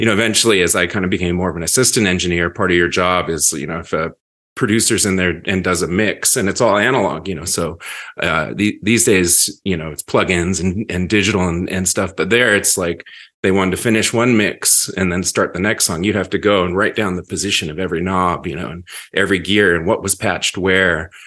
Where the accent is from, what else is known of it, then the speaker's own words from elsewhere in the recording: Seattle, Washington, United States; being a teenager in Seattle in the nineties